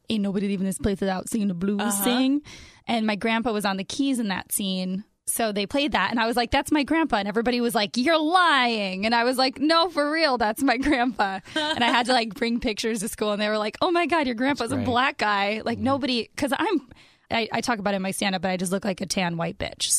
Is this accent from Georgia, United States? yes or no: no; Chicago, Illinois, United States; born there; also born or lived in North Carolina; When I was born near the Chicago area, mm-hmm. my grandfather didn't get to like spend that time with me. Those first from age 2 to 7, and we lived in North Carolina.